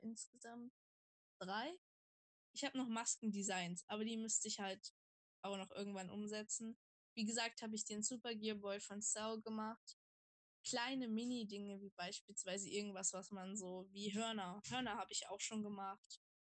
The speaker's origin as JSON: {"language": "German", "region": "Saxony-Anhalt", "country": "Germany", "said": "ich komme aus Sachsen-Anhalt"}